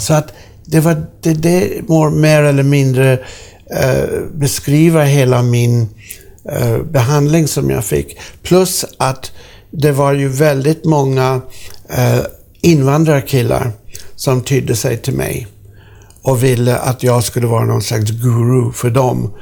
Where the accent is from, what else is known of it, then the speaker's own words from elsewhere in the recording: Sweden; jag är från Sverige